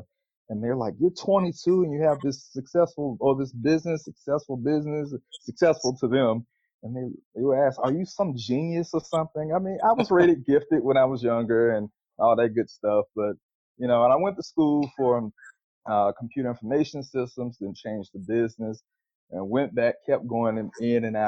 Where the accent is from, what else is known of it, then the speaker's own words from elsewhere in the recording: Pensacola, Florida, United States; now in Atlanta, United States; I grew up in Pensacola, Florida